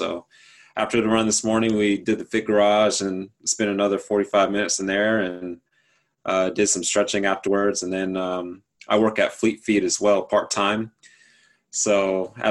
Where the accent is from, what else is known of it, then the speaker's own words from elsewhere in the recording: Jacksonville, Florida, United States; moved away as an adult; also born or lived in Gainesville, Florida; now in Greenville, United States; So I'm born and raised in Jacksonville, Florida.